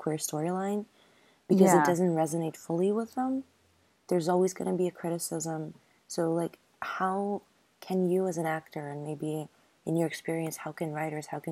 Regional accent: Ukraine; I come from Ukraine

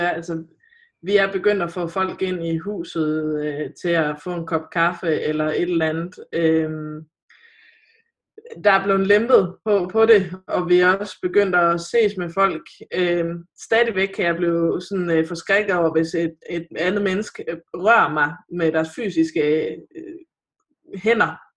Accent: North Jutland, North Denmark Region, Denmark; Jeg er nordjyde

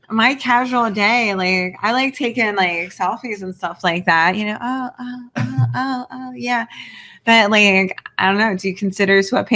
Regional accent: New Jersey, United States; I'm from South Jersey. Like, it's very, like, redneck, southern type thing.

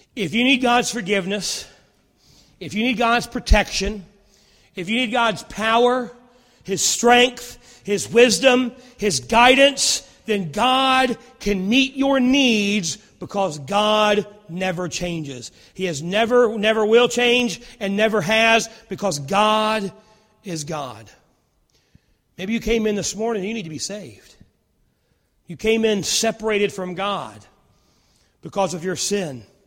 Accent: Rustburg, Virginia, United States; I grew up in Rustburg, and I remember when I was a kid, we had one stoplight

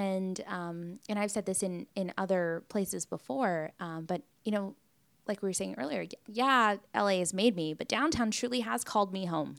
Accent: Long Beach, California, United States; now in Los Angeles, United States; I'm born and raised in Long Beach

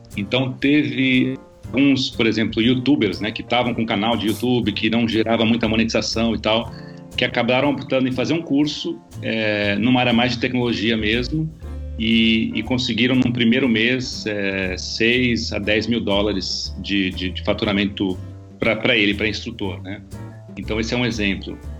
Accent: Brazil; como brasileiro

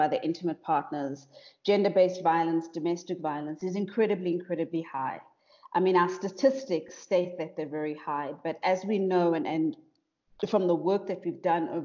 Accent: South Africa; I'm South African

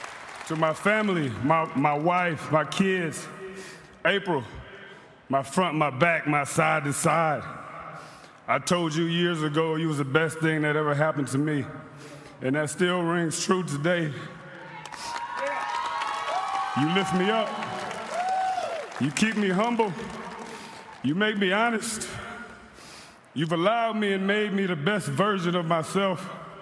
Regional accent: Fremont, Ohio, United States; my hometown of Fremont, Ohio.

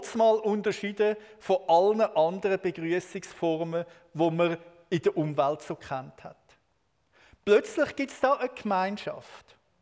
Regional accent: Switzerland; als Schweizer

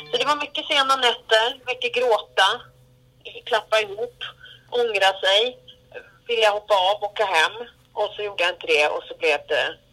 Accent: Gävle, Gävleborg County, Sweden; also born or lived in Södermalm, Stockholm; now in Stockholm, Sweden; Då är vi i Gävle, precis där jag är född och uppväxt.

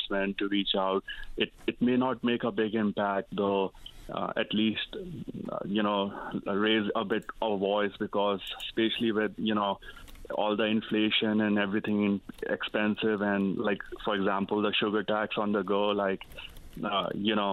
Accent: Northeast India, India; moved away as an adult; now in Newfoundland, Canada; I came from Northeast India. I went to I came in 2010. I studied at Memorial University here

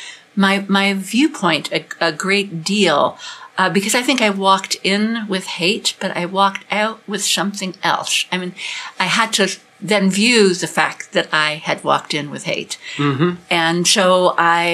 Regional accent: Chicago, Illinois, United States; moved away; I grew up in Chicago, and I've lived in various places in the country and also out of the country

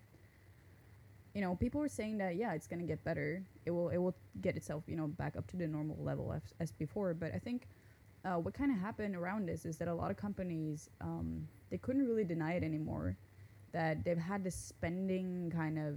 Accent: Northern Norway, Norway; first language Norwegian; English is a second language; moved away as an adult; now in Japan; I'm from Norway.

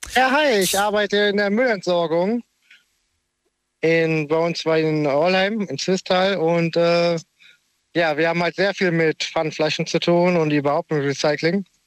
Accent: near Cologne, North Rhine-Westphalia, Germany; ich komme aus der Nähe von Köln.

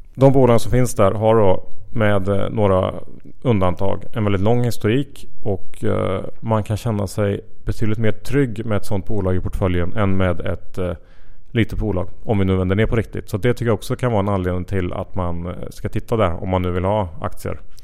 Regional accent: Sweden; som svensk

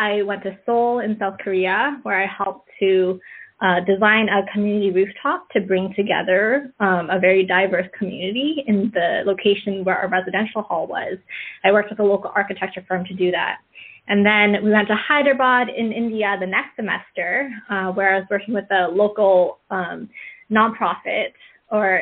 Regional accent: Markham, Ontario, Canada; moved away as an adult; growing up in Canada, I grew up in Markham, Ontario, small suburb outside of Toronto

